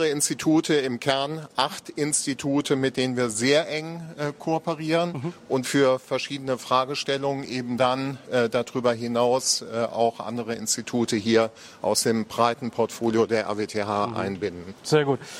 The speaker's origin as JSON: {"language": "German", "region": "Eifel", "country": "Germany", "lives_now": "Aachen, Germany", "said": "Ja, also ich komme aus der Eifel, ja. äh, bin, bin aber inzwischen äh, 25 Jahre äh, in Aachen, genau."}